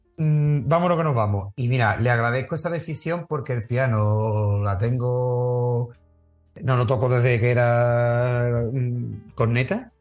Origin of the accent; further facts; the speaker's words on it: Carmona, Andalusia, Spain; una persona clave en mi vida salesiana aquí en Carmona